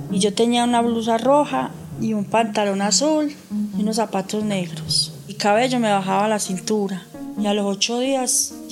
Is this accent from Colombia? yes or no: yes; Colombia; now in La Ceja, Colombia; Yo soy de Jorral, vine acá a buscar empleo como ama de casa.